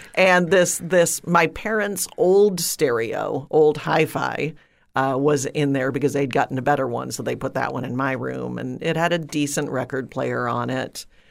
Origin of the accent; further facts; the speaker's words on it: outside of Detroit, Michigan, United States; I grew up outside of Detroit, uh, in a suburb